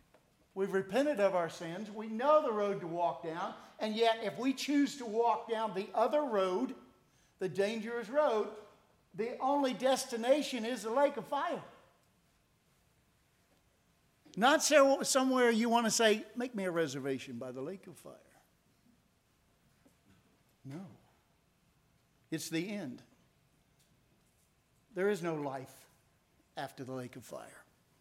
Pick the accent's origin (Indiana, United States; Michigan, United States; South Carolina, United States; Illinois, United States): Indiana, United States; born there; also born or lived in Tennessee; And I was born in Indiana, and I spoke so much faster. Then I moved to Tennessee, and I speak so much slower.